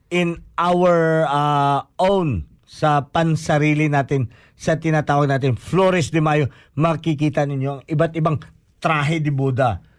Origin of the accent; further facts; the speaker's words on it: Philippines; Ibig sabihin, pag sinuot ko ito, malaman mo talaga na Pilipino ako kasi hindi yan sinusuot ng ibang bansa.